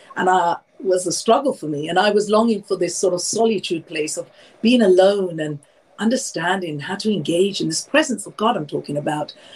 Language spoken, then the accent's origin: English; London, United Kingdom; I'm born and raised in London, obviously from Indian heritage